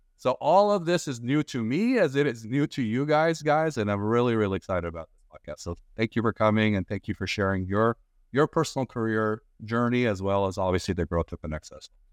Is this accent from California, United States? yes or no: yes; Glendale, California, United States; I'm from Glendale